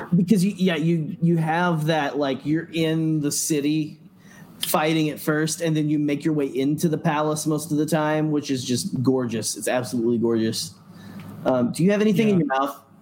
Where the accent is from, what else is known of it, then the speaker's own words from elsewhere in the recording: Arkansas, United States; moved away; old hometown that I grew up in in Arkansas